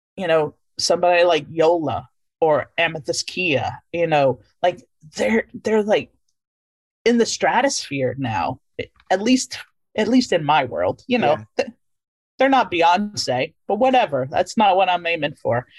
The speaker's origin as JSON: {"language": "English", "region": "Louisiana", "country": "United States", "tie": "born or raised there", "moved": "yes", "said": "I grew up in Louisiana, but I knew I was not of that place. I was from there, but not of there"}